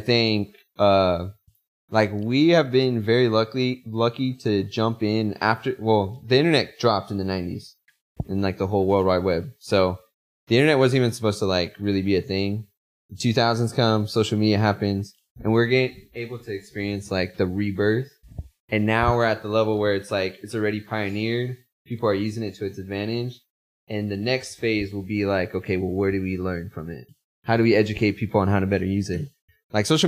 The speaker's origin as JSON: {"language": "English", "country": "United States", "said": "us as American people"}